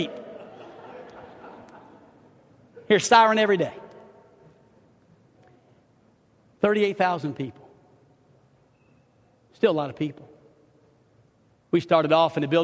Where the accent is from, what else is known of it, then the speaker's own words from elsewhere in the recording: New Orleans, Louisiana, United States; also born or lived in Chicago / Los Angeles; now in Hot Springs, United States; I'm from New Orleans, Louisiana